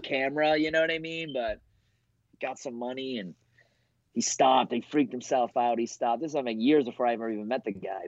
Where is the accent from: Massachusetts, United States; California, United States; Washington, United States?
Massachusetts, United States; Boston; also born or lived in New York; I'm from Boston too.